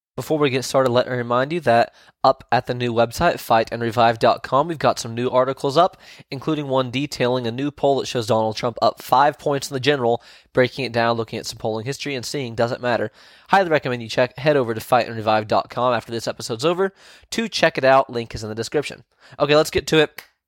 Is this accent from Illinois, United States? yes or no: no; Virginia, United States; my home state of Virginia